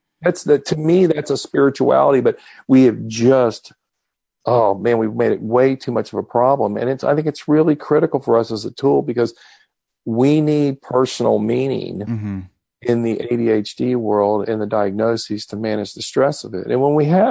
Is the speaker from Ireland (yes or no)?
no; Texas, United States; I am from Texas